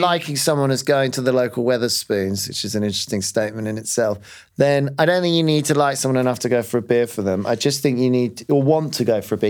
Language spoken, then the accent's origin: English; London, United Kingdom; as a Londoner